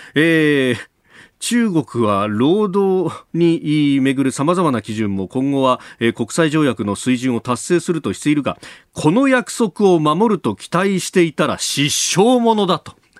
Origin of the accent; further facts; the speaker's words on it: Yokosuka, Kanagawa, Japan; 岡山さんも私も横須賀の出身